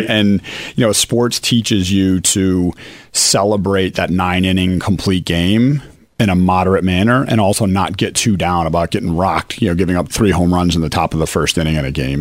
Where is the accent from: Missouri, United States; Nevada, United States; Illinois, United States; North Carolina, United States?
Illinois, United States; Chicago; now in Philadelphia, United States; I grew up in Chicago